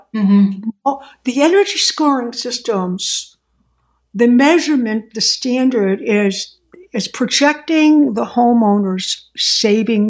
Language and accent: English; Boston, Massachusetts, United States; I'm from Boston